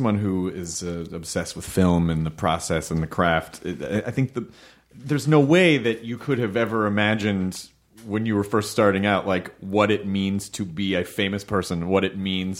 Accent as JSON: {"language": "English", "region": "the South", "country": "United States", "tie": "born or raised there", "said": "I grew up in the South, and I'm literally mean."}